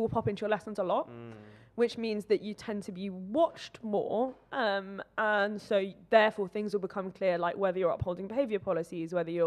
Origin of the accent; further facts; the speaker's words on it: Oxford, South East England, United Kingdom; moved away; also born or lived in London; I grew up in Oxford